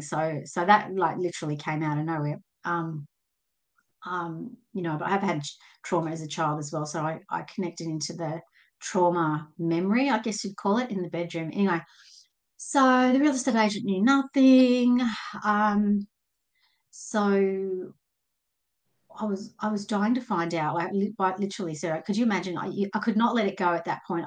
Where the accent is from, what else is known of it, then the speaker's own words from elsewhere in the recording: Sydney, New South Wales, Australia; I'm from from Sydney, Australia, just in the in the suburbs